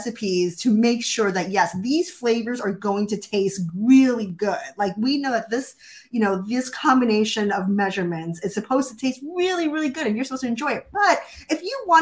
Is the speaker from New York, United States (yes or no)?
yes; New York City, New York, United States; also born or lived in Hawaii / Southern California; now in Pacific Northwest, United States; I grew up originally in Brooklyn, New York, in a Jewish family, and we moved to Hawaii and Southern California